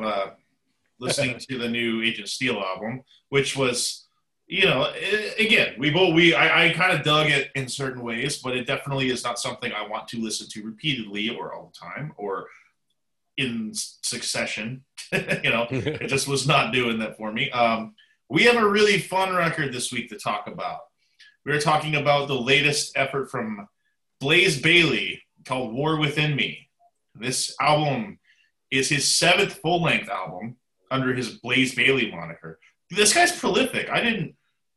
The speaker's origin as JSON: {"language": "English", "country": "Canada", "moved": "yes", "said": "it's from my home country"}